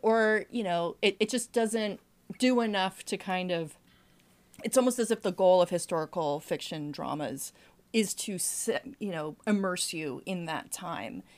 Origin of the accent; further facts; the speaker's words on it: New England, United States; I'm from New England